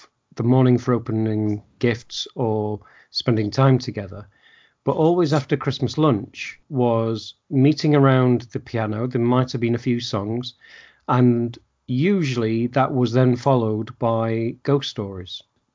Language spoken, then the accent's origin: English; England, United Kingdom; being an English person, I know you're Welsh, but being English